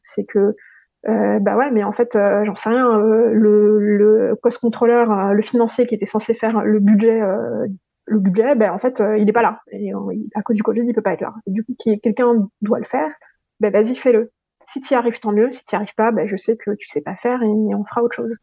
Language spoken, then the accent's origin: French; Paris, Île-de-France, France; moved away; also born or lived in Madagascar / Hong Kong; je viens de Paris